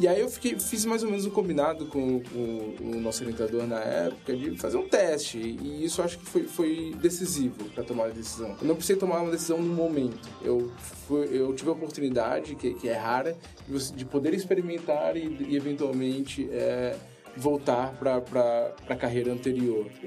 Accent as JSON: {"language": "Portuguese", "town": "Fortaleza", "region": "Ceará", "country": "Brazil", "said": "Eu sou de Fortaleza, do Ceará. A minha família materna é de lá, família paterna é mais do sul, Santa Catarina."}